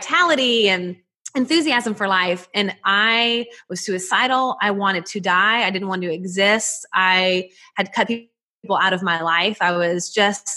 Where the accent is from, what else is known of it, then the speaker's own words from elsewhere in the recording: Nashville, Tennessee, United States; you can probably hear it in my accent, but I'm from Nashville, Tennessee